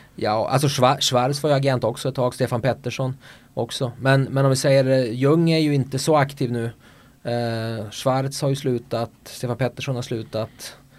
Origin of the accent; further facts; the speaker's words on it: Örnsköldsvik, Västernorrland County, Sweden; accent: Norrland; also born or lived in Markaryd / Barcelona; now in Köping, Sweden; Jag kommer från Foppaland, eh, Övik.